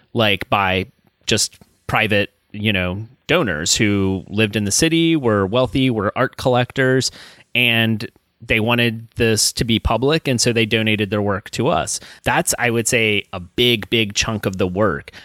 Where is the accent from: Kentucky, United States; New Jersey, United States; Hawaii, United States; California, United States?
Kentucky, United States; Alexandria; I grew up in Northern Kentucky